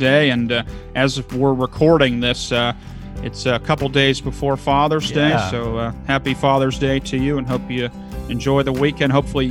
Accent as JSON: {"language": "English", "region": "Kentucky", "country": "United States", "said": "Now, I am originally from Kentucky, now northern Kentucky, so I just greater Cincinnati, but so, you know, I don't have the accent per se"}